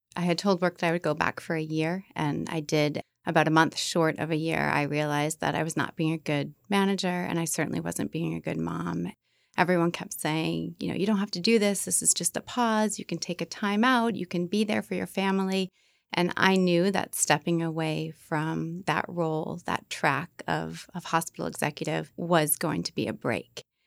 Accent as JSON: {"language": "English", "town": "Beverly", "region": "Massachusetts", "country": "United States", "said": "I'm from the North Shore, Beverly."}